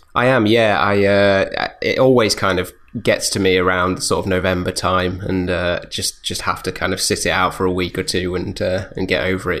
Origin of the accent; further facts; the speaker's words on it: United Kingdom; we're British